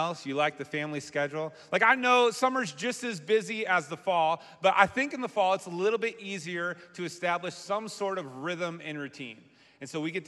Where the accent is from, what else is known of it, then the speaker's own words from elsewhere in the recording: Massachusetts, United States; now in Michigan, United States; I grew up in Massachusetts